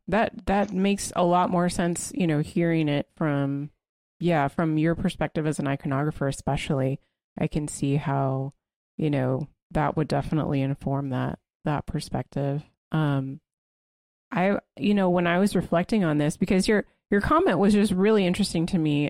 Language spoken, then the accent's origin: English; United States; as an American